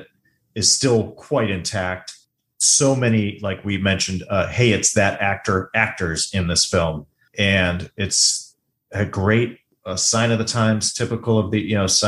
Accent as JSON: {"language": "English", "town": "Chicago", "region": "Illinois", "country": "United States", "tie": "born or raised there", "said": "I grew up around the Chicago area"}